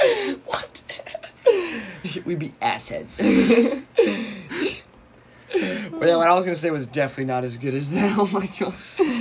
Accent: Virginia, United States; Ah, Virginia. Yep. It's my home state.

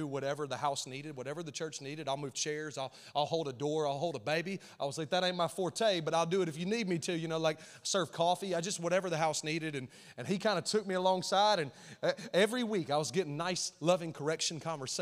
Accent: Alabama, United States; now in Nashville, United States; We're Alabama folks, and so you might hear that in my accent

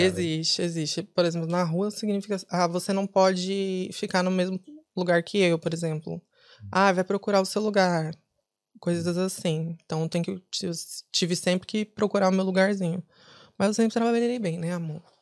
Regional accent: São Paulo, Brazil; also born or lived in Ceará, Brazil; now in Dublin, Ireland; Eu sou de São Paulo mas nasci no Ceará. Uhum. Fui para São Paulo com três anos de idade

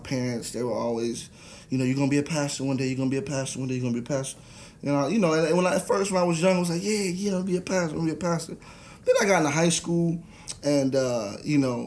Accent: New Jersey, United States; I grew up in New Jersey, South Jersey till

